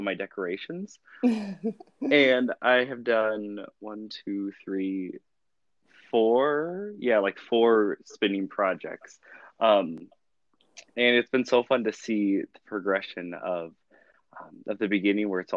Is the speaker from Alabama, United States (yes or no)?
yes; Alabama, United States; moved away; I grew up in Alabama